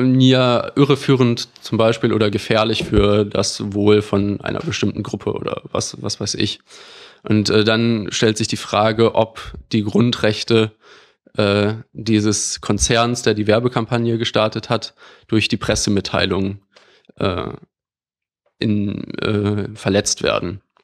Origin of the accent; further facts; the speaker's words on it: Düsseldorf, North Rhine-Westphalia, Germany; moved away as an adult; also born or lived in Bonn / Madrid; now in Berlin, Germany; ich komme aus Düsseldorf